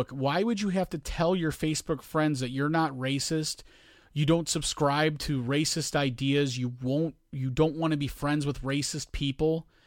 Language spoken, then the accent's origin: English; Hessville, Indiana, United States; I grew up in Hessville